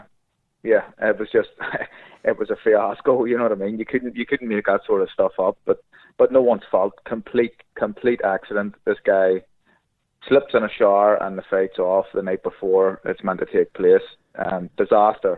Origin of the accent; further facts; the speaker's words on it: Belfast, Northern Ireland, United Kingdom; I love Belfast. It's my favourite city in the world. It's my hometown, and I love it